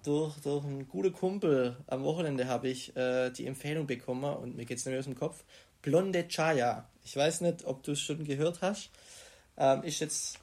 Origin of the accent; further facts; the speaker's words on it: Burlingen, Baden-Württemberg, Germany; in Burlingen, meiner Heimat